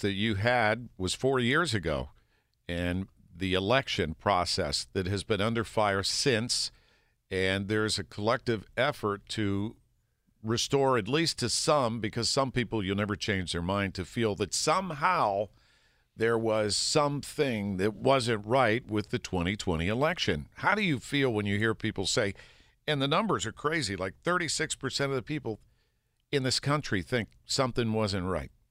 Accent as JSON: {"language": "English", "area": "North Park", "region": "Pennsylvania", "country": "United States", "tie": "born or raised there", "said": "I grew up near North Park, so that's my park"}